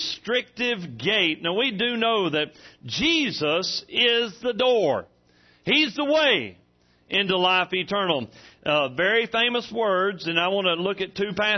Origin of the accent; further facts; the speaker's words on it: Hamburg, Arkansas, United States; I'm from Hamburg.